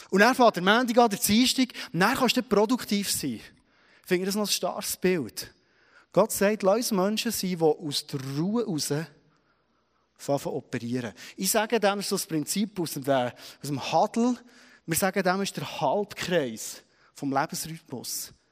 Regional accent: Switzerland; Wir wollen produktiv sein. Das ist tief für uns, vor allem als Schweizerin, oder?

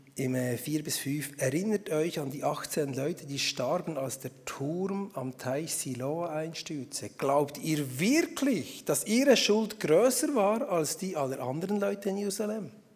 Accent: Emmental, Bern, Switzerland; moved away as an adult; now in Schaffhausen, Switzerland; Vorher bin ich aus dem Emmental gekommen. Also ich komme immer noch aus dem Emmental

